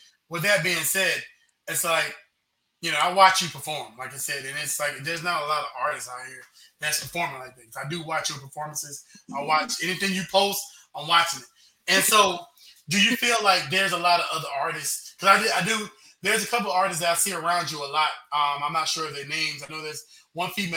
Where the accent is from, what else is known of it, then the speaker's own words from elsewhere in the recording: United States; As a non-Jamaican, as an American